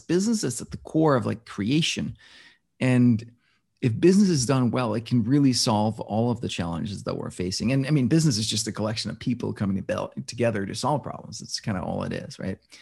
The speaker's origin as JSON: {"language": "English", "country": "Denmark", "tie": "born or raised there", "moved": "yes", "lives_now": "New York City, United States", "said": "I was born and raised in Denmark"}